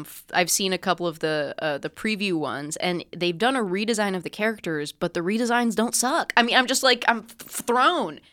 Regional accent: Palo Alto, California, United States; I am from Palo Alto, California.

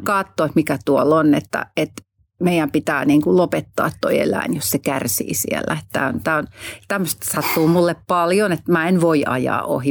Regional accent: Hanko, Uusimaa, Finland; mä nyt olen Hangosta kotoisin

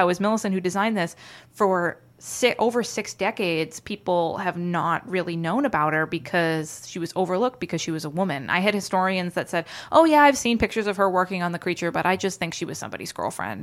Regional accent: New England, United States; I'm from New England

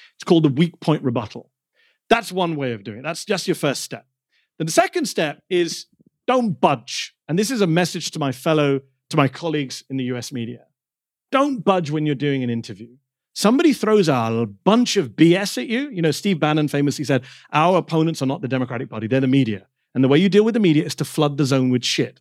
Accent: United Kingdom; born or raised there; moved away

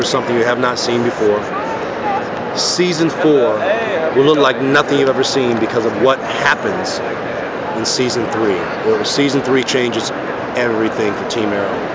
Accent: Detroit, Michigan, United States; I was born and raised in Detroit

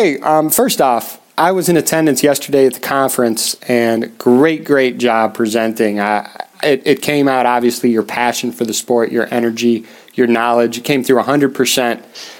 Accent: Chicago, Illinois, United States; I'm from the Chicago area.

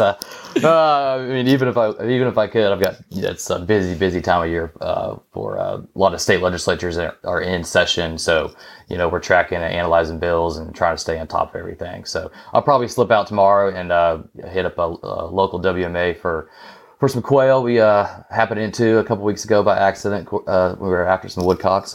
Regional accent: North Carolina, United States; moved away as an adult; now in Richmond, United States; I live in Richmond, Virginia. I'm from North Carolina, but I've been to Richmond about the last three years.

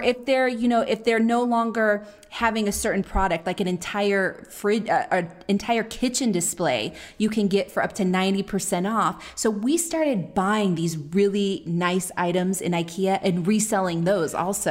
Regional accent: Oakland, California, United States; moved away; We're from the, we're from Oakland

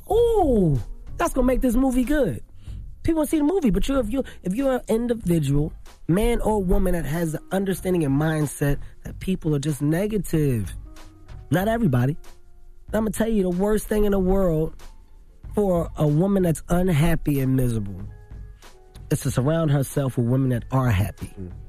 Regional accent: Philadelphia, Pennsylvania, United States; Listen, I'm from Philadelphia.

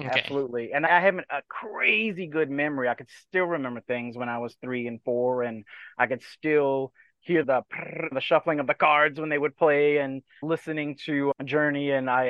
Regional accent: Dulac, Louisiana, United States; moved away; I'm from South Louisiana in a little swamp town called Dulac, right on the edge of the Gulf of Mexico. It's probably half in and out of the water now with all the hurricanes we've had in the last couple of years.

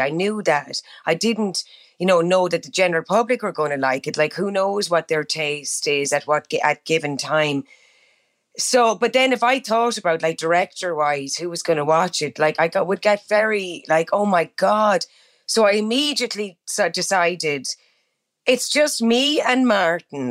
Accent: Ireland; accent: Irish; moved away as an adult; now in United States; I love going back to Ireland and I love acting in my own accent as well

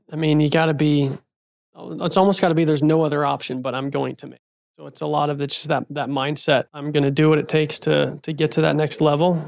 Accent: Utah, United States; also born or lived in Arizona; now in Scottsdale, United States; I was born in Utah and grew up playing junior golf with Tony

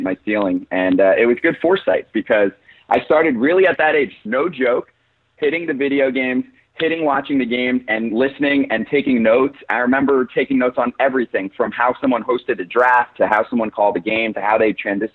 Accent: Warren, New Jersey, United States; I grew up in Warren, New Jersey

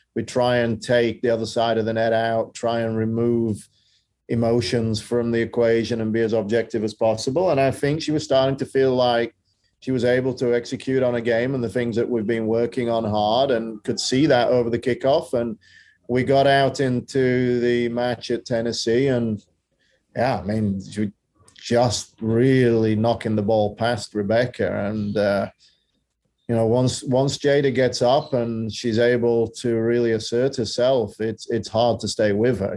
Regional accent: Yorkshire and the Humber, United Kingdom; Bromley is very different to where I grew up in Yorkshire.

